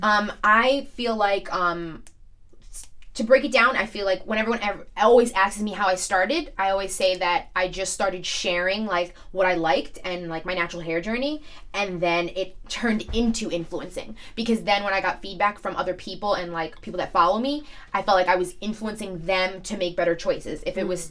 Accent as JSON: {"language": "English", "town": "New York City", "region": "New York", "country": "United States", "said": "I'm from Staten Island, and a lot of people think I'm just from New York"}